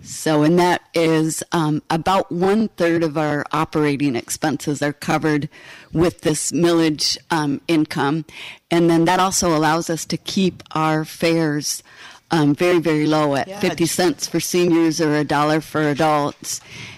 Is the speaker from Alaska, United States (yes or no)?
yes; Alaska, United States; moved away as an adult; also born or lived in Pennsylvania / West Coast; now in Michigan, United States; Originally born in Pennsylvania, moved to the West Coast when I was 2, and then up to Alaska when I was 4.